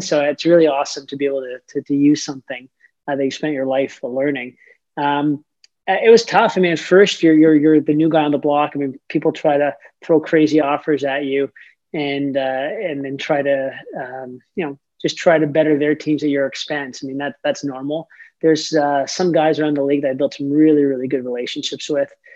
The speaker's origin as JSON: {"language": "English", "town": "Toronto", "region": "Ontario", "country": "Canada", "tie": "born or raised there", "moved": "yes", "lives_now": "Saint John, Canada", "said": "I'm from Toronto, Ontario, and uh, grew up a major, huge, huge hockey fan"}